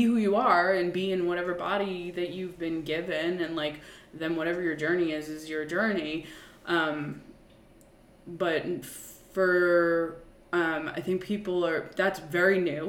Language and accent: English; Long Island, New York, United States; I was commuting from Long Island, which is where my parents lived. And where I grew up.